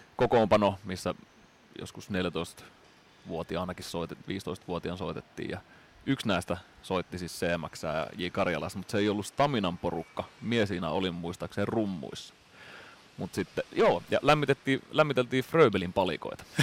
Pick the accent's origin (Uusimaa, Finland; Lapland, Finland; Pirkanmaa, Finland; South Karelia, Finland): South Karelia, Finland; Lemi; moved away; meillä Lemillä, eli siellä pienellä maalaispaikkakunnalla, mistä nyt sitten ponnistettiin